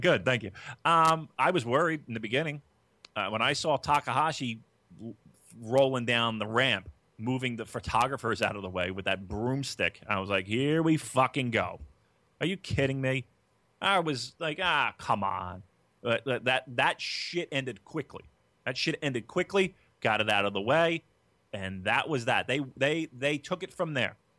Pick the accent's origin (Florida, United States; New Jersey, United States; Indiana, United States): New Jersey, United States; Gloucester City